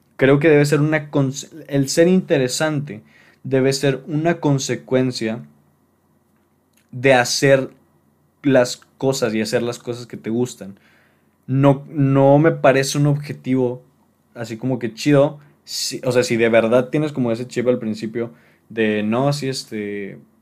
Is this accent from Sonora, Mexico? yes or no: no; Monterrey, Nuevo León, Mexico; aquí en, en mi ciudad natal, que es Monterrey